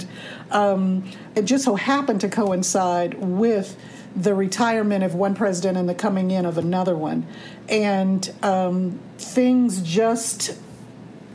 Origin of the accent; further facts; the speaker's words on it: Washington, District of Columbia, United States; moved away; I grew up in the North in the sense that I grew up in D.C.